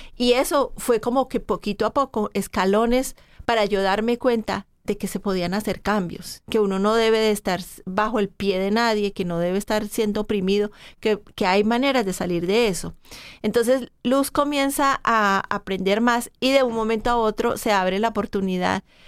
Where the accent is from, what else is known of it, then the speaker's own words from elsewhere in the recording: Colombia; moved away as an adult; Yo soy ah, una un inmigrante que llegué de, de Colombia ya este año, hace 30 años